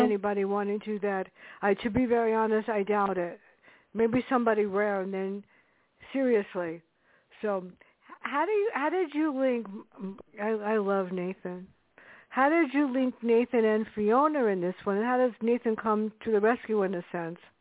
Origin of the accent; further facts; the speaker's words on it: New York City, New York, United States; now in Westchester, United States; I was brought up in the South Bronx